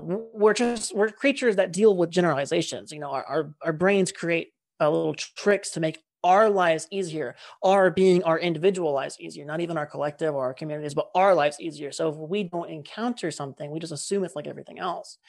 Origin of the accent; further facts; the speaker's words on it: California, United States; we're both from California